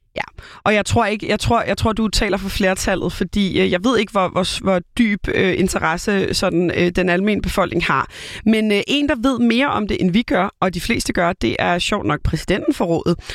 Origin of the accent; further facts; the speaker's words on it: Copenhagen, Capital Region of Denmark, Denmark; jeg er jo Køben, born and bred københavner